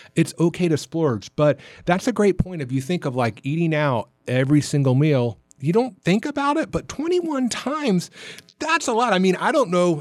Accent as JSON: {"language": "English", "region": "Florida", "country": "United States", "tie": "born or raised there", "moved": "yes", "lives_now": "Atlanta, United States", "said": "growing up in Florida"}